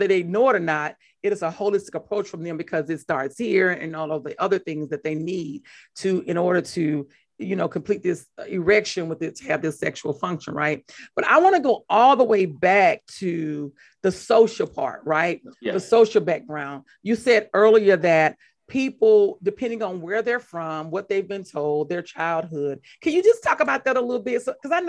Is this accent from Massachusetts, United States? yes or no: no; Mississippi, United States; I'm from Mississippi